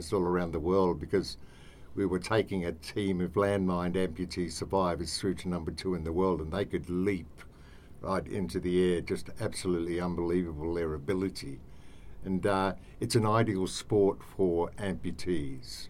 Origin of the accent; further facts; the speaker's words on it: Australia; moved away as an adult; now in Cambodia; being an Australian and with my event management background, which was Moomba, Ligon Street